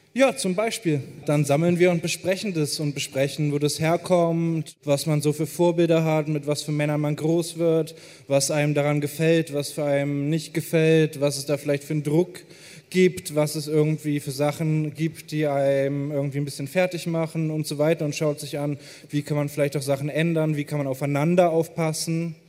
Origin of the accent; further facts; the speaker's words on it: Hamburg, Germany; ich bin hier auf der Reeperbahn groß geworden